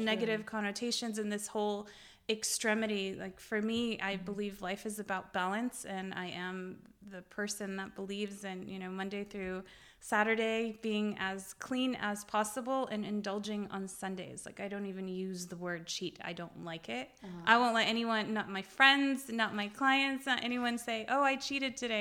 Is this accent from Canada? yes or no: no; Beirut, Beirut Governorate, Lebanon; now in United States; I was born in Beirut. Um, I am Lebanese Armenian